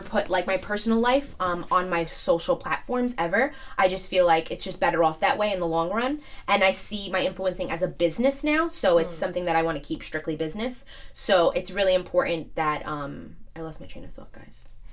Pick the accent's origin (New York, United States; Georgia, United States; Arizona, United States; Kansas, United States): New York, United States; New York City; I'm from Staten Island, and a lot of people think I'm just from New York